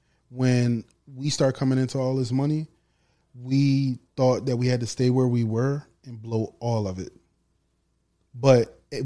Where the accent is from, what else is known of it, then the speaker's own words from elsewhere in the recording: Chester, Pennsylvania, United States; I'm from Chester, PA, people. I'm from Chester, PA. I'm from Chester, PA. Born and raised.